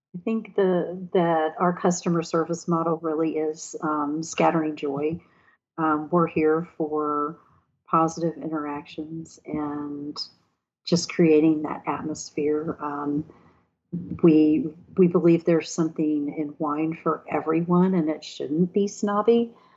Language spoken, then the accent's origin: English; Texas, United States; moved away as an adult; also born or lived in Arlington, Virginia; now in Mayodan, United States; being a Texas girl and moving here from Texas to do this